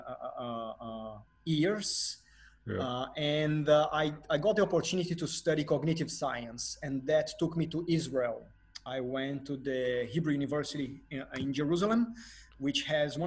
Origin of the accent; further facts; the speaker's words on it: Brazil; first language Portuguese; English is a second language; moved away; As a Brazilian man, Portuguese is my native language